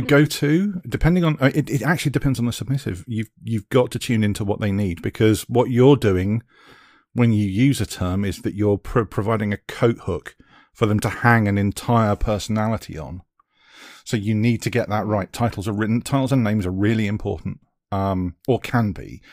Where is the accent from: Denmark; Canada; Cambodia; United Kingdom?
United Kingdom; accent: British; being a Brit